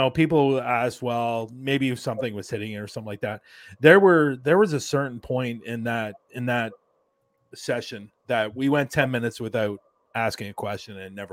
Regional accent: Canada; I'm not American. No. I'm Canadian.

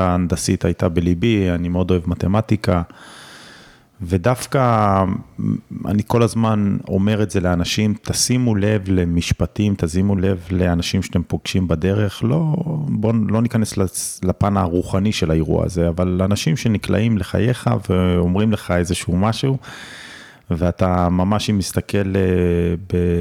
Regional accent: Omer, Southern District, Israel; אני גדלתי בעומר, וגדלתי לזוג הורים שכירים

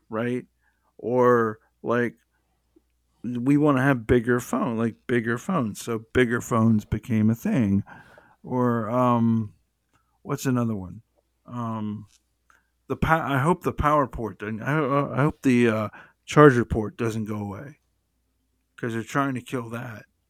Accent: United States; I'm American

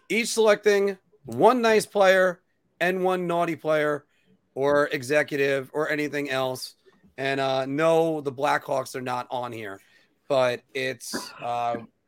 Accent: United States; being an American

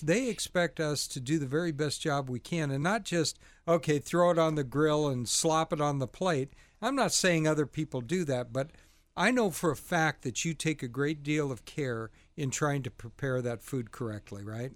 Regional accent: the South, United States; moved away; I'm originally from the South

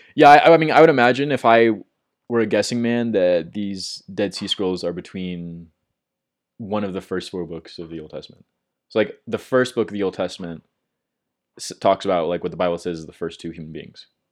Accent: Midwest, United States; I'm from the Midwest, so we had, like, Sears

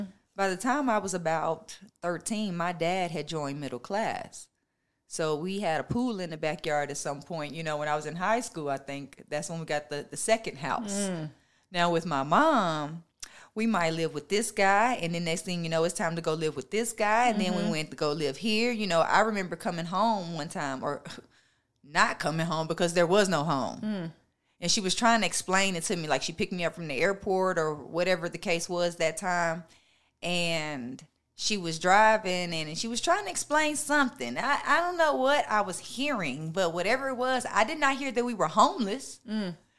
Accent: Nashville, Tennessee, United States; also born or lived in Tampa, Florida / Columbus, Ohio / Minnesota / California; But I was raised in Nashville, Tennessee, and Tampa, Florida. Those are the two places that I invested the most of my life.

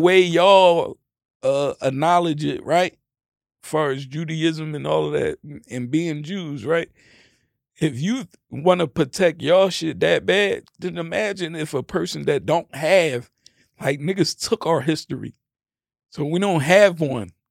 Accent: United States; I was born in America

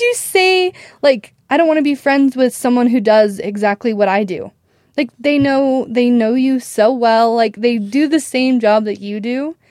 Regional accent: Preston, Idaho, United States; I grew up in Idaho, Preston, Idaho

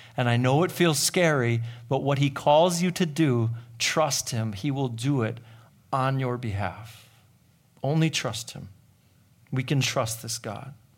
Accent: Pound, Wisconsin, United States; the town I grew up, in the little town of Pound

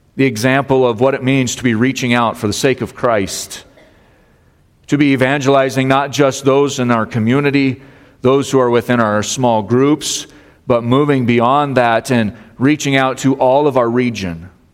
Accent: Colorado, United States; now in Michigan, United States; I grew up in Colorado

